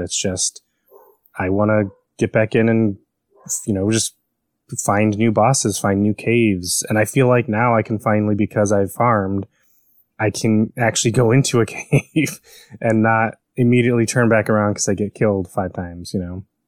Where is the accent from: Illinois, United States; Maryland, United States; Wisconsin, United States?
Illinois, United States; Chicago; moved away; I grew up in Chicago